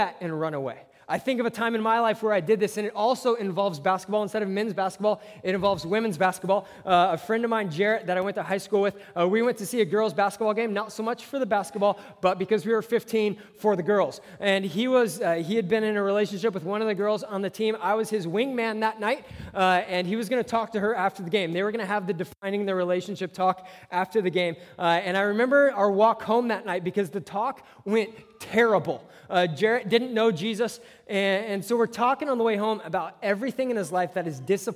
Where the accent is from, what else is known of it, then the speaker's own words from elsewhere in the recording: Southern California, United States; I'm from Southern California